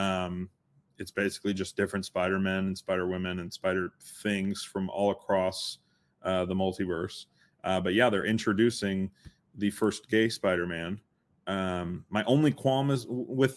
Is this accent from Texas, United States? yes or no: yes; Texas, United States; growing up in Texas